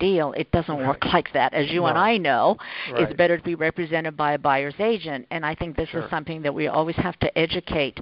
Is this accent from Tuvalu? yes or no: no; Japan; moved away; I grew up in Japan